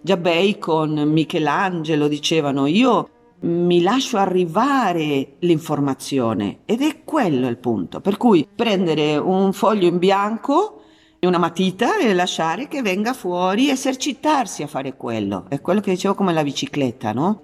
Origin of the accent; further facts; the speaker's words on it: San Juan, Argentina; moved away; Che è il mio paese di origine, Argentina, San Juan